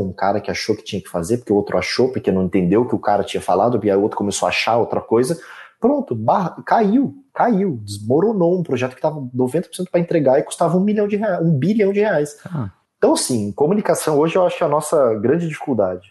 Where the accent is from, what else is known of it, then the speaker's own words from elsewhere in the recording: Leme, São Paulo, Brazil; eu nasci em Leme, numa cidade interior de São Paulo, numa família classe média, onde o pai trabalha, a mãe fica em casa